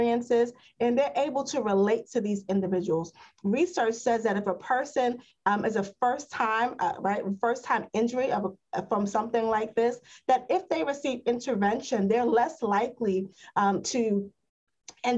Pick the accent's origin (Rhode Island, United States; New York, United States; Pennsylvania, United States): New York, United States; New York City; I grew up in East Harlem